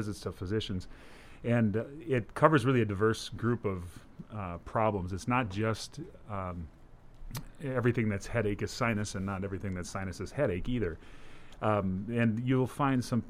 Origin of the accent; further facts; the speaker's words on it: Minnesota, United States; moved away as an adult; also born or lived in Cincinnati, Ohio; now in Brookings, United States; I grew up in Minnesota